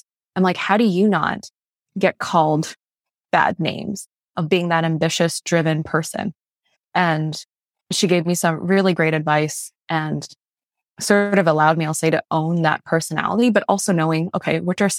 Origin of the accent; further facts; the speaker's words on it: Malaysia; born there; I'm a first generation immigrant. I was born in Malaysia, youngest of five kids.